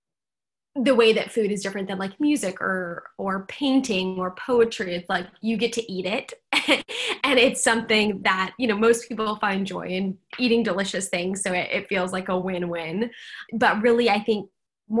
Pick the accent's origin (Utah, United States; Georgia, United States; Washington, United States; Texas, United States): Washington, United States; Seattle; now in San Francisco, United States; I grew up in Seattle